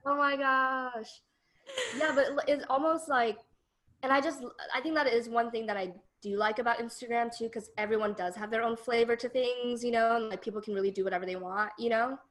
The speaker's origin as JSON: {"language": "English", "town": "Denver", "region": "Colorado", "country": "United States", "moved": "as an adult", "lives_now": "San Francisco Bay Area, United States", "said": "I'm originally from Denver, Colorado, and I moved to the Bay as a transfer student."}